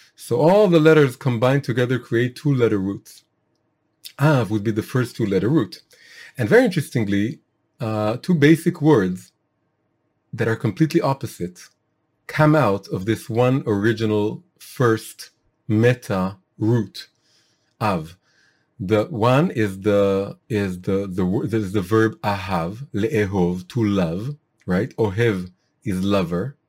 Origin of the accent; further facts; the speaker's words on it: Israel; I was born in Israel, I'm Israeli